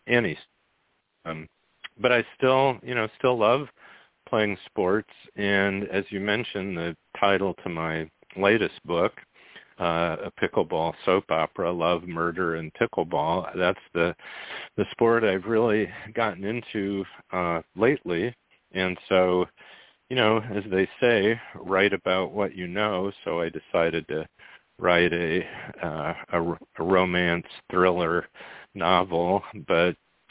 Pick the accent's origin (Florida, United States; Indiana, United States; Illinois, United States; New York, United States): Indiana, United States; Goshen; I grew up in Goshen, Indiana, which is the very far northern end of Indiana, just below the Michigan state line